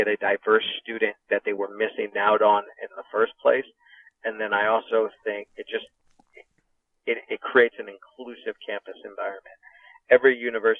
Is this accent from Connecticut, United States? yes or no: yes; Connecticut, United States; this is my home state